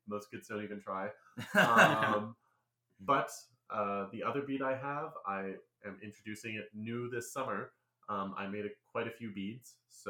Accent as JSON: {"language": "English", "town": "New York City", "region": "New York", "country": "United States", "tie": "born or raised there", "also_born_or_lived": "Illinois", "moved": "as an adult", "said": "I'm actually from New York City, all the way from New York. lived there my entire life until I graduated college. I moved out to Illinois"}